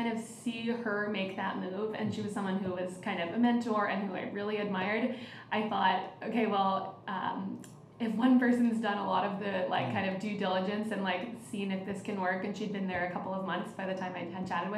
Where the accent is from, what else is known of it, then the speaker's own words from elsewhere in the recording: San Francisco, California, United States; I'm from the San Francisco Bay Area